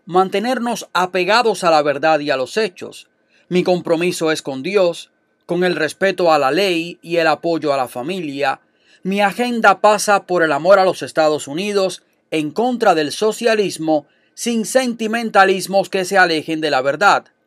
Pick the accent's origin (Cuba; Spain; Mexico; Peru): Cuba; moved away as an adult; now in United States; yo vengo de Cuba, donde existe una dictadura desde hace 61 años, casi 62, y viví 29 años de mi vida en ese sistema.